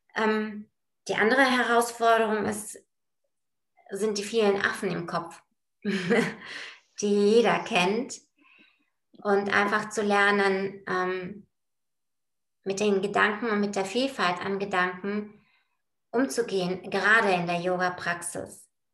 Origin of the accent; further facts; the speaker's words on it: Bulgaria; now in Bonn, Germany; komme gebürtig aus Bulgarien, bin auch da geboren